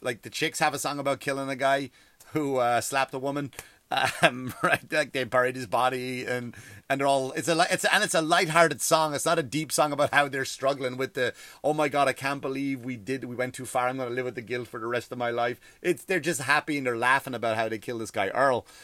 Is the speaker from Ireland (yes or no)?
yes; Ireland; now in United States; I love being from Ireland